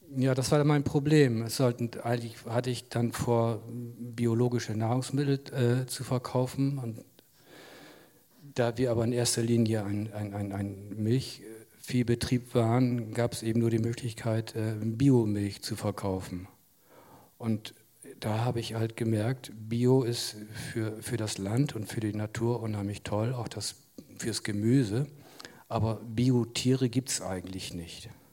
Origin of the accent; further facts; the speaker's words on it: Jadebusen, Lower Saxony, Germany; sogar auf dem Hof, auf dem ich jetzt lebe, bin ich auch geboren, in dem Schlafzimmer, in dem ich immer noch wohne.